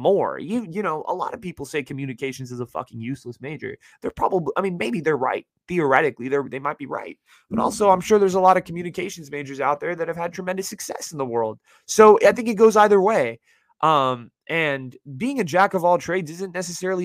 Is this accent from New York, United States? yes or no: no; Bay Area, California, United States; I live in the Bay Area, born and raised.